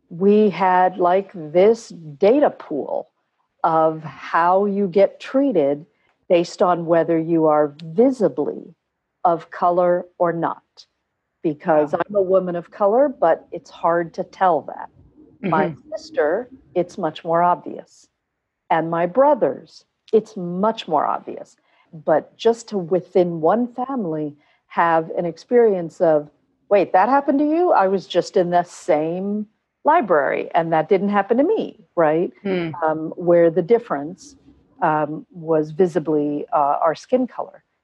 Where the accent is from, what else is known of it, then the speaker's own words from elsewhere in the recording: Bangalore, Karnataka, India; born there; So I'm full Indian. Uh, I was born in Bangalore, India, and my parents are Indian.